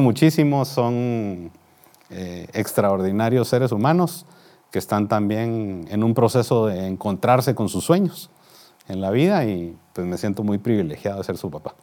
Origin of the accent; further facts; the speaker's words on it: Guatemala City, Guatemala Department, Guatemala; nací en la ciudad de Guatemala, en un hogar de clase media